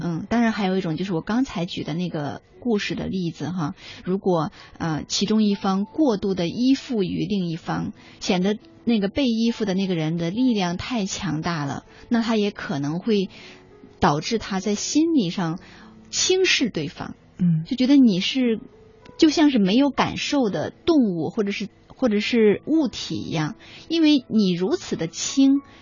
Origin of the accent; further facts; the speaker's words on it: China; 我们中国人